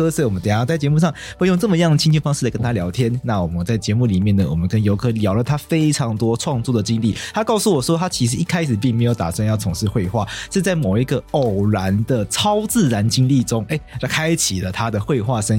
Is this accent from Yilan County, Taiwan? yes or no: no; Taipei, Taiwan; also born or lived in Taitung; 就后来都在台北长大，然后常常被我爸带回去，这两边这样带来带去，对台东还算蛮熟的，很喜欢。